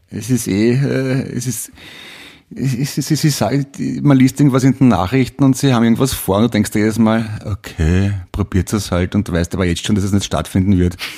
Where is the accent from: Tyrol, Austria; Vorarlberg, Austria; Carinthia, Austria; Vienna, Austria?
Vienna, Austria; auch in Wien, das weiß ich noch. Also zumindest im vierten, fünften, wo ich aufgewachsen bin.